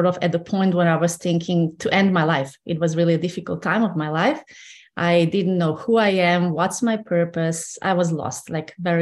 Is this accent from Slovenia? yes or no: yes; Slovenia; moved away as an adult; I grew up in Slovenia, yes. And until I was 26 or so, I lived in Slovenia